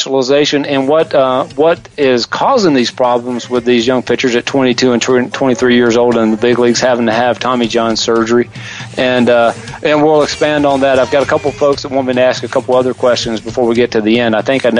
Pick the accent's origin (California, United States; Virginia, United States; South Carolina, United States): South Carolina, United States; where I grew up in South Carolina